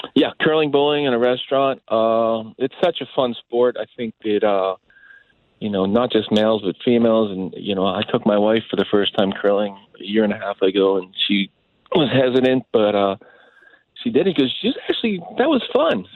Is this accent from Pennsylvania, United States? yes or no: yes; Pittsburgh, Pennsylvania, United States; moved away; growing up in Pittsburgh